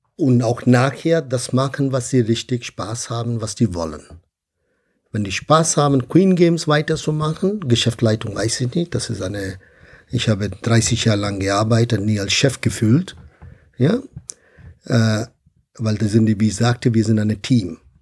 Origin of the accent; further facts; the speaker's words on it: India; German is a second language; now in Bonn, Germany; Ich komme ursprünglich aus Indien